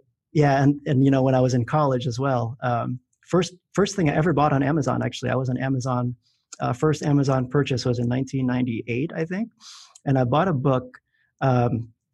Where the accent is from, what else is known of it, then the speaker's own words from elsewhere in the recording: Philippines; moved away; I grew up in the Philippines